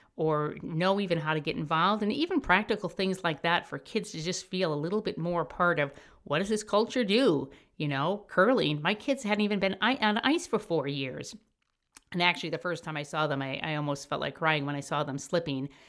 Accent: Chicago, Illinois, United States; moved away as an adult; I'm from Chicago.

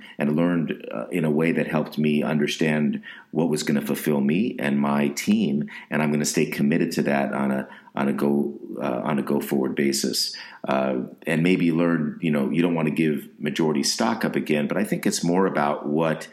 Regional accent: West Coast, United States; I grew up on the West Coast

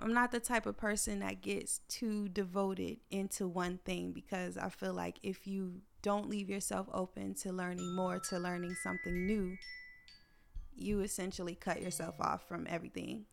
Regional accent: United States

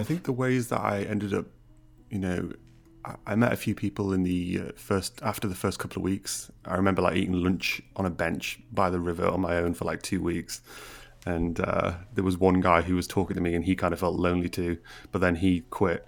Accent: Middlesbrough, North East England, United Kingdom; moved away; I'm from Middlesbrough originally and from quite a deprived area within Middlesbrough.

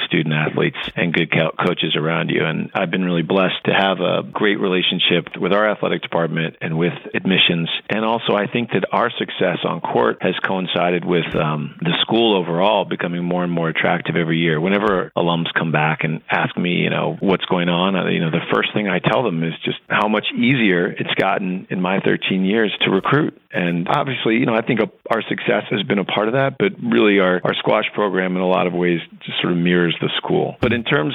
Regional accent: Ohio, United States; moved away; I grew up in Ohio, a huge Ohio State football fan

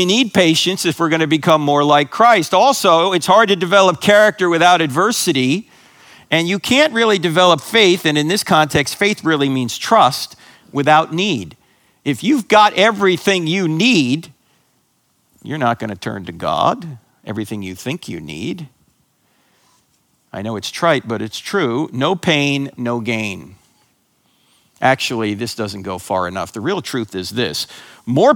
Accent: New Jersey, United States; born or raised there

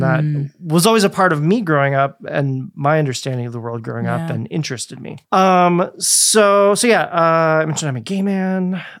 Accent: Germany; born there; I was born in Germany. And lived a few places in Germany. I went to first through third grade in Germany.

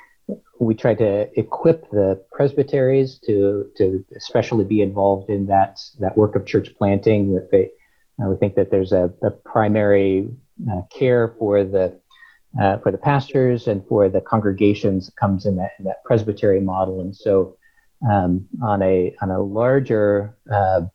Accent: Topeka, Kansas, United States; moved away as an adult; also born or lived in Pennsylvania; now in Stillwater, United States; I grew up in Topeka, Kansas

